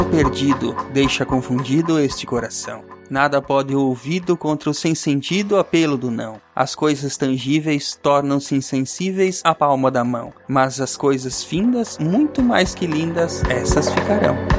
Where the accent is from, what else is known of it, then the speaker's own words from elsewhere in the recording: Brazil; sou brasileiro.